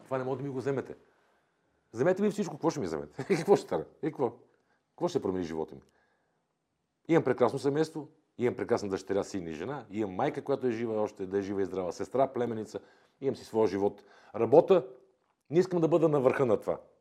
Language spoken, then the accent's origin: Bulgarian; Bulgaria; аз съм българин, обичам България